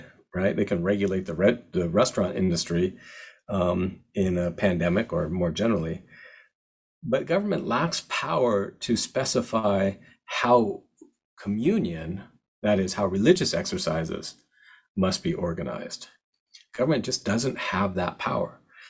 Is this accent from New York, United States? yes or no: no; Seattle, Washington, United States; I'm from Seattle. That's how I knew about it.